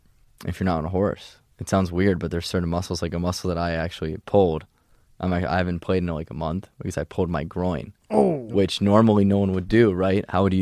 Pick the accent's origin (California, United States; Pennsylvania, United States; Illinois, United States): Pennsylvania, United States; born there; So I was born outside of Philadelphia.